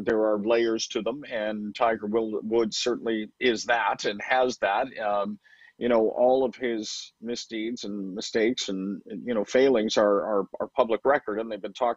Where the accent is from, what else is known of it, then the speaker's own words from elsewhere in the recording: Vancouver, British Columbia, Canada; moved away as an adult; I grew up in Vancouver, and so I was out there for 31 years.